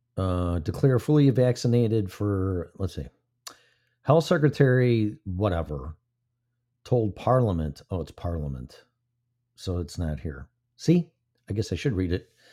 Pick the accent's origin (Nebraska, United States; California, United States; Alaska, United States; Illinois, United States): Illinois, United States; my home state, Illinois